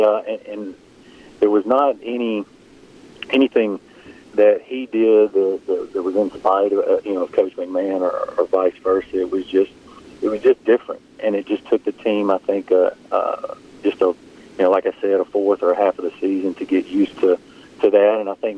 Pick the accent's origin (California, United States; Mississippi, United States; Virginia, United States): Mississippi, United States; Philadelphia; now in Madison, United States; Yeah, I live in Madison. I grew up in Philadelphia, Mississippi, and I live in Madison now, and been there for about 15 years.